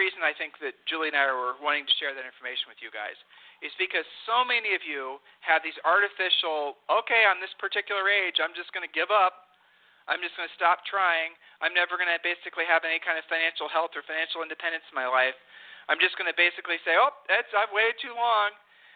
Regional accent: Ohio, United States; we are from Ohio

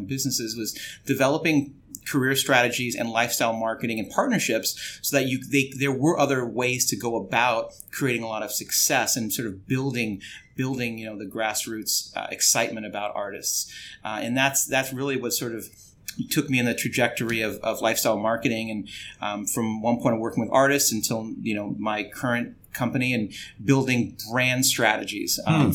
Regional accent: Los Angeles, California, United States; I grew up in Los Angeles

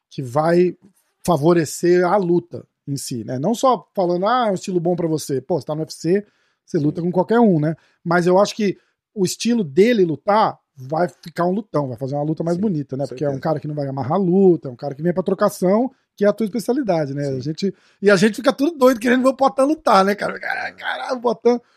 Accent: Brazil; porque a gente, a gente, pô, a gente é brasileiro, né, cara?

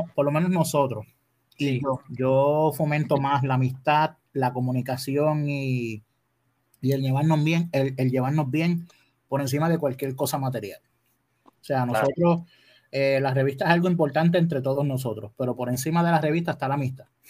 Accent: Adjuntas, Puerto Rico; moved away as an adult; also born or lived in Ponce, Puerto Rico; now in Dorado, Puerto Rico; Yo soy nacido en Ponce y criado en Adjuntas, Puerto Rico

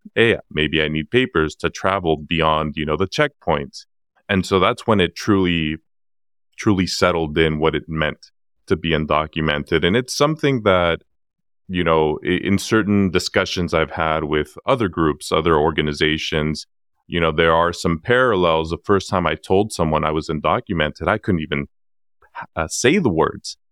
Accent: San Diego, California, United States; also born or lived in Acapulco, Guerrero, Mexico; I'm originally from Acapulco Guerrero, Mexico, born in ninety-four

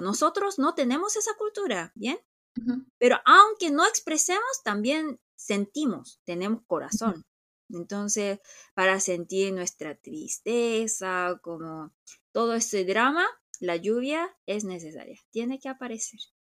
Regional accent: South Korea; nosotros somos muy coreanos, coreanos somos muy coreanos

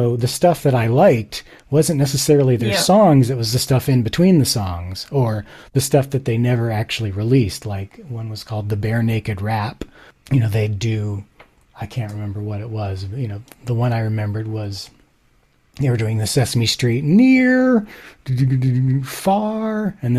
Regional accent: Japan; So some background. I grew up in Japan. This was sort of before the internet.

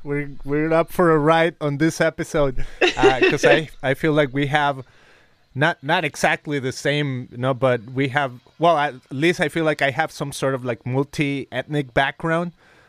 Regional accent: Guadalajara, Jalisco, Mexico; English is a second language; I was coming to the U.S. to visit because I grew up in Guadalajara, Mexico.

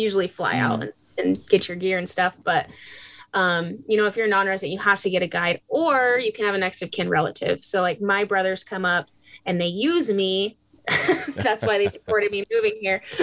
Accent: Idaho, United States; moved away as an adult; now in Alaska, United States; growing up in Idaho, I had lots of brothers

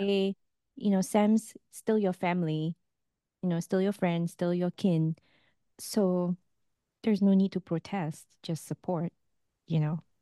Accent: Singapore; moved away; as a Singaporean

